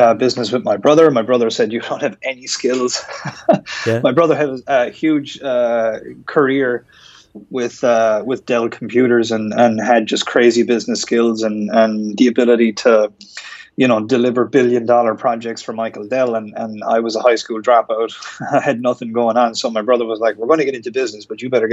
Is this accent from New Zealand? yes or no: no; Ireland; moved away as an adult; also born or lived in Miami Beach; I'm from Ireland. If you haven't guessed from my accent